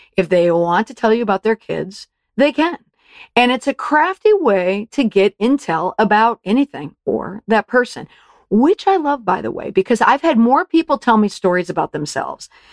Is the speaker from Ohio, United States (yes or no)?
no; Saint Paul, Minnesota, United States; I grew up in Saint Paul, Minnesota